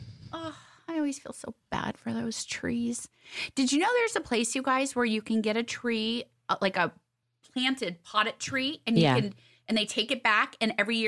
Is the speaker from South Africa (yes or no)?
no; Los Angeles, California, United States; See, you know, Sis and I grew up here